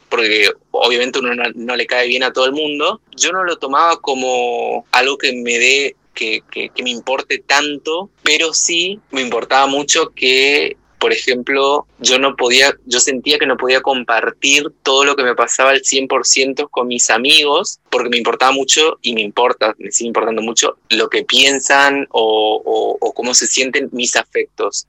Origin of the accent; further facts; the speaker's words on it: Misiones, Argentina; Yo soy de Misiones, crecí en un pueblo en realidad muy chiquito